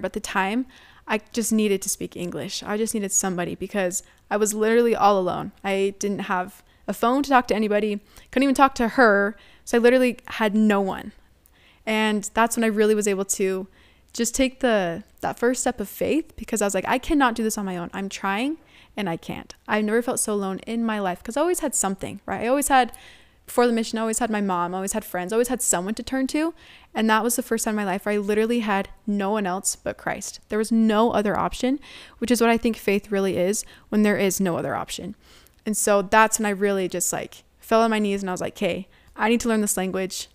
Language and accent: English; United States